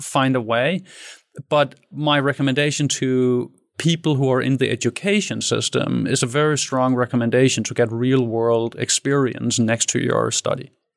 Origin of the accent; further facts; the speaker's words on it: Denmark; I grew up in Danish suburbia. So I'm, I'm Danish. I'm born in Denmark in a city with thirty thousand